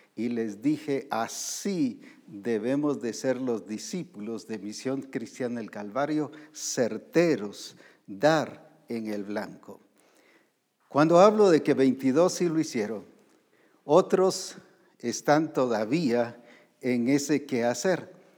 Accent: Guatemala; aquí en Guatemala

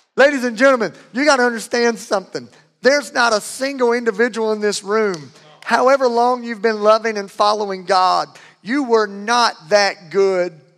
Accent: Louisiana, United States; I'm from Louisiana. We have our own language.

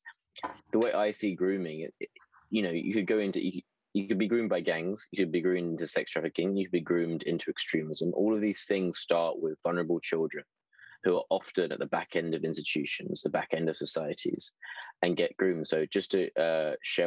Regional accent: London, United Kingdom; also born or lived in Bristol / Berkeley, California; I'm from South London

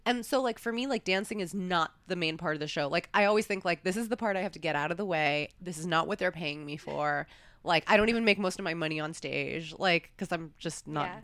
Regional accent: New York, United States; moved away; also born or lived in Los Angeles; I grew up in New York

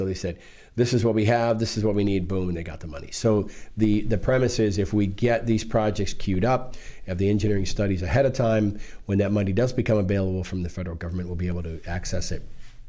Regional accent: Maryland, United States; I was one of them. You know, I moved in here from Maryland with my family, you know, some 40-some years ago now.

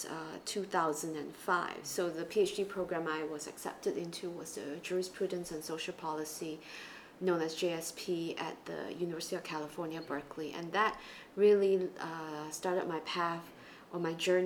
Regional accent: East Malaysia, Malaysia; moved away as an adult; also born or lived in United States; now in Singapore; I grew up in Malaysia, and I went through the public school system in the Chinese language stream in East Malaysia

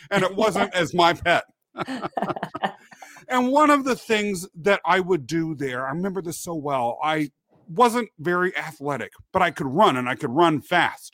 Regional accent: Kansas, United States; born or raised there; also born or lived in England

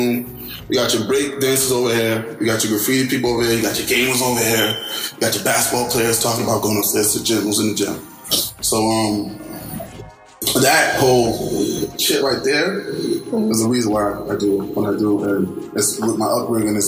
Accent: Boston, Massachusetts, United States; born or raised there; also born or lived in Nigeria

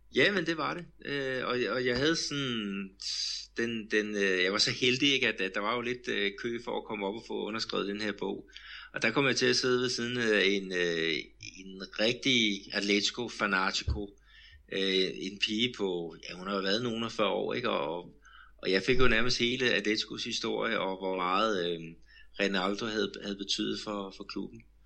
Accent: Denmark; now in Brazil; hjemme i Danmark

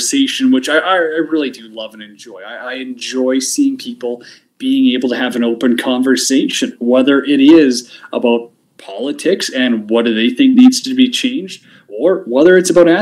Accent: Canada; being a Canadian, we've got our own issues up here

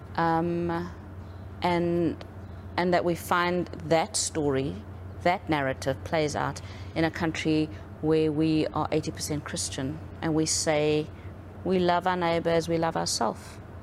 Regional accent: South Africa; growing up in South Africa, um, I was born into an apartheid South Africa

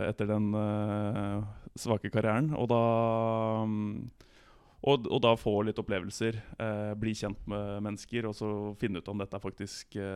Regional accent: Bærum, Akershus, Norway; Nei, jeg er jo 33 år, født og oppvokst i Bærum

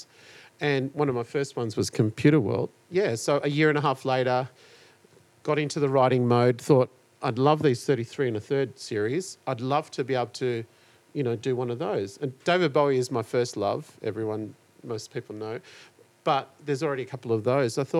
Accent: Frankston, Victoria, Australia; growing up in Frankston

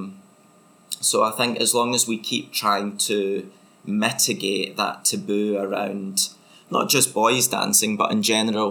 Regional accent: Motherwell, Scotland, United Kingdom; moved away; I'm from Motherwell and boys don't dance, really.

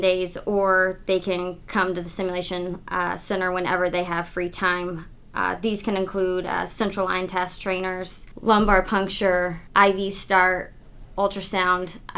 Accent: Southern Illinois, United States; moved away as an adult; also born or lived in Bradenton, Florida; now in Michigan, United States; I was born in Southern Illinois and grew up there

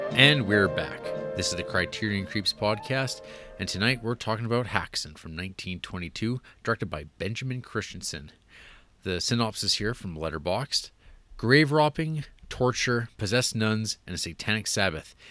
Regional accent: Canada; accent: Canadian; my, uh, Canadian accent

